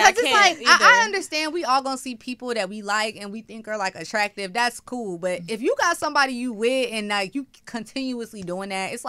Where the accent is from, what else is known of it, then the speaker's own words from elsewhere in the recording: the South, United States; we're from the South.